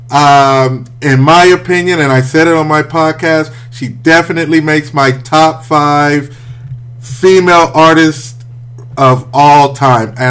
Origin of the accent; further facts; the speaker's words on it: Midwest, United States; No, I'm from the Midwest.